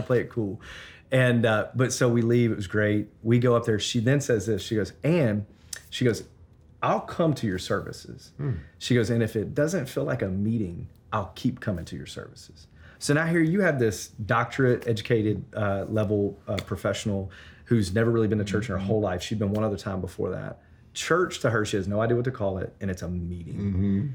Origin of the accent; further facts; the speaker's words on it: Memphis, Tennessee, United States; now in Denver, United States; I'm from Memphis, Tennessee. Originally.